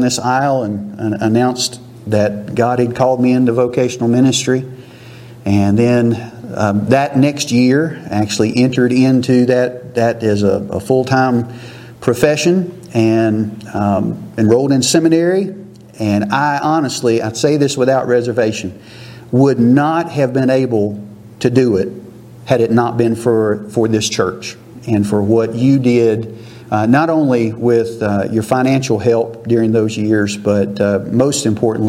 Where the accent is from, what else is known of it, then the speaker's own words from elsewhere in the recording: Simmons Grove, United States; moved away; I grew up here in Simmons Grove and was very blessed to call this my home church